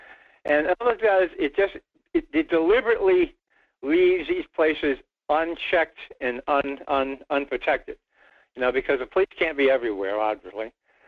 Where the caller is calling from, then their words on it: Rhode Island, United States; Well, it's just another rainy day in New England.